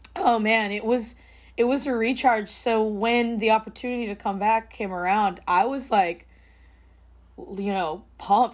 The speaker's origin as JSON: {"language": "English", "area": "the Bay Area", "region": "California", "country": "United States", "tie": "born or raised there", "said": "growing up in the Bay in a huge Filipino family"}